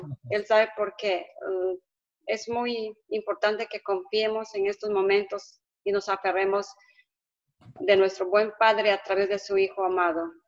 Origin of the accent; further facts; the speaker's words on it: Peru; moved away as an adult; also born or lived in Tennessee; yo soy de Perú, pero ahorita estoy en Tennessee